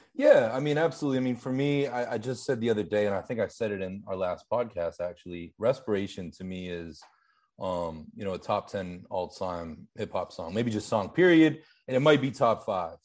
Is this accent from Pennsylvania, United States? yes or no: yes; Pittsburgh, Pennsylvania, United States; accent: Pittsburgh; I grew up in Pittsburgh